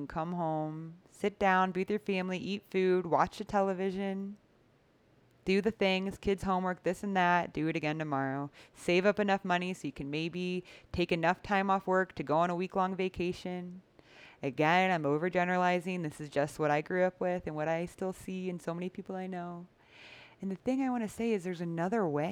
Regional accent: United States; moved away; what I grew up with in the United States

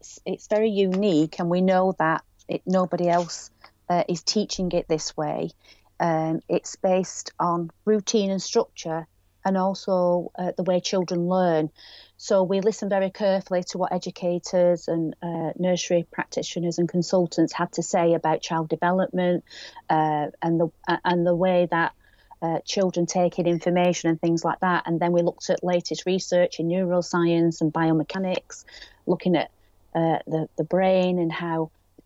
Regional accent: Greater Manchester area, or Lancashire, North West England, United Kingdom; accent: northwest; we are based in the northwest, Greater Manchester area, or Lancashire. You can probably tell by my accent

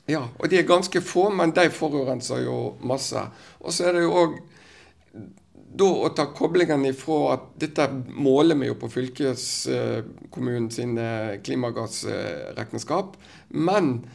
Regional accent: Western Norway, Vestland, Norway; vi som vestlendinger

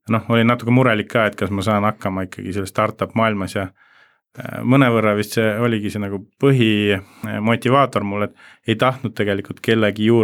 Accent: Rakvere, Lääne-Viru County, Estonia; also born or lived in Jõgeva / Tartu; now in Tallinn, Estonia; ma tulen Rakverest Jõgeva kaudu ja Tartu kaudu ja siis Tallinnasse.

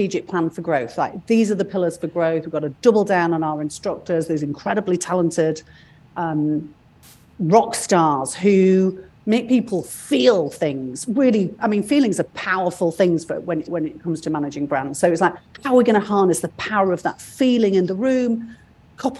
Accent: United Kingdom; moved away; I'm British

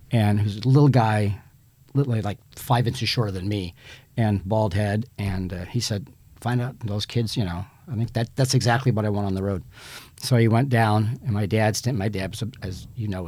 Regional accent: Newport News, Virginia, United States; was born in Virginia, New okay. News. Uh, my folks were both born and raised in that in the Hampton Roads area, as it's known

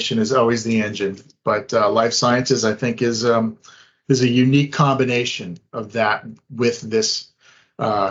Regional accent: Boston, Massachusetts, United States; I grew up in the Boston area

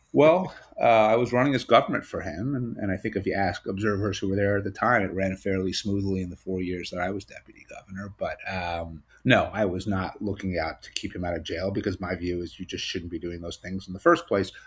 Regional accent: New York, United States; as a New Yorker

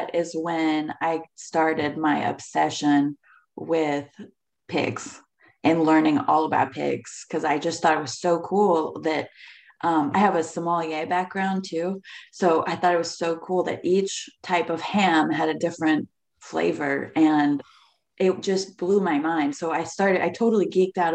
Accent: Ohio, United States; moved away as an adult; also born or lived in Atlanta, Georgia; now in Jackson, South Carolina, United States; I moved from Ohio in my quaint little farm town to the big city of Atlanta

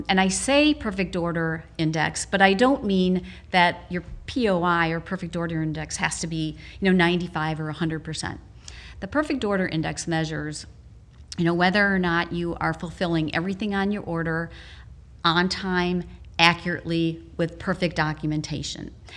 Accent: Wisconsin, United States; moved away; also born or lived in Naperville, Illinois; back in my home state

